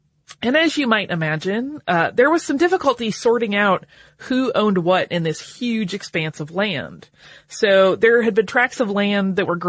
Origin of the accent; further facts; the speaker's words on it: Arizona, United States; born there; I had never heard of the Baron of Arizona, which is hilarious because I was born in Arizona.